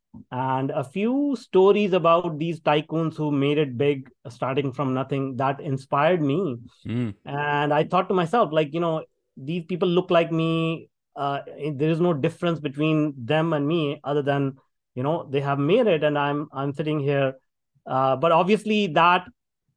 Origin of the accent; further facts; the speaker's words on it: India; moved away; If people can tell from my accent, I grew up in India. And I grew up in a very small town.